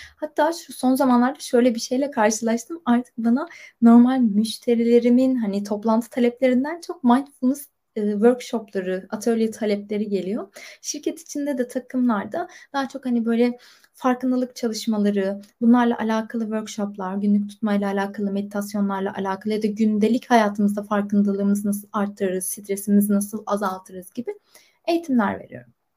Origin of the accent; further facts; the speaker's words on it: Istanbul, Turkey; moved away as an adult; also born or lived in Bursa; İstanbul'da doğdum, büyüdüm